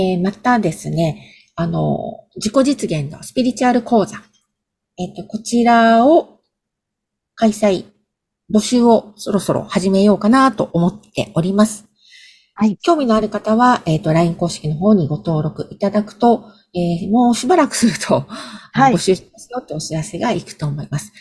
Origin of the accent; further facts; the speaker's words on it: Gunma, Japan; now in Tokyo, Japan; 私、群馬県出身なんですけれども